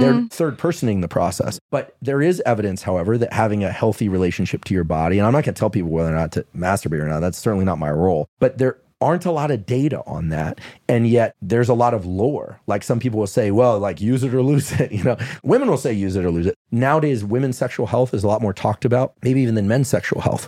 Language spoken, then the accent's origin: English; Bay Area, California, United States; I'm from the Bay Area.